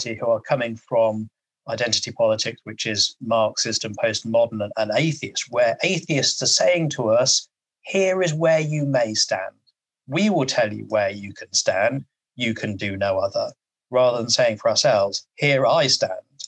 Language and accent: English; England, United Kingdom; I'm English.